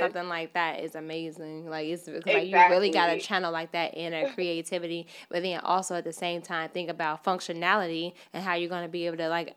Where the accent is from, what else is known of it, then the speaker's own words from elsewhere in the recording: Chicago, Illinois, United States; now in New York, United States; I'm from Chicago. Mm-hmm. We say gym shoes